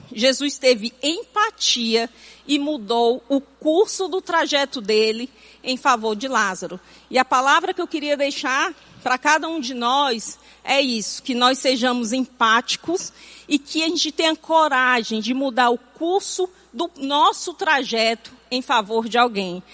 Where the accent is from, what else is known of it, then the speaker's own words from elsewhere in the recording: Fortaleza, Ceará, Brazil; nasci e me criei em Fortaleza